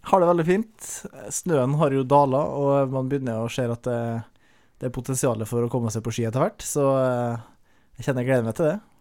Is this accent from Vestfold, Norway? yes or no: no; Averøy, Møre og Romsdal, Norway; jeg er fra Averøya. Uh, Utafor Kristiansund, så Nordmøre